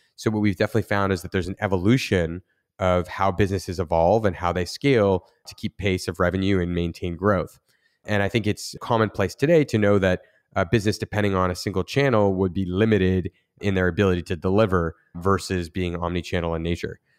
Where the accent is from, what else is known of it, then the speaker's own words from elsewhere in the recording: Niagara region, near Niagara Falls, Ontario, Canada; I grew up in Niagara region near, uh, Niagara Falls, Canada